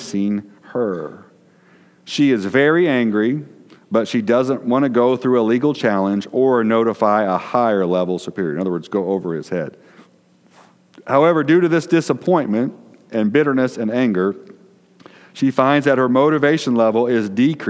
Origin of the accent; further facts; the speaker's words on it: Decatur, Illinois, United States; where we grew up in Decatur, Illinois